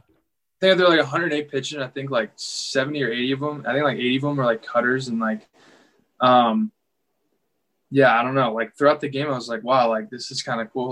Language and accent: English; Chicago, Illinois, United States; I was from the Chicago area